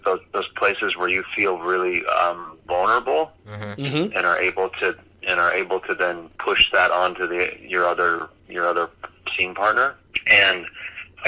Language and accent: English; California, United States; also born or lived in New York; I had better opportunities in California, and I was from California.